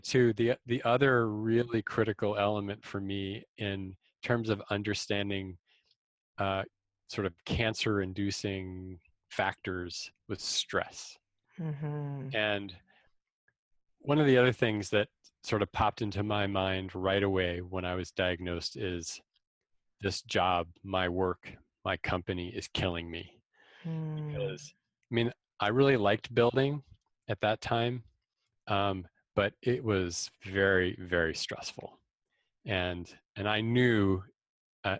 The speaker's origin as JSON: {"language": "English", "region": "outside of New York City", "country": "United States", "tie": "born or raised there", "said": "I grew up outside of New York City"}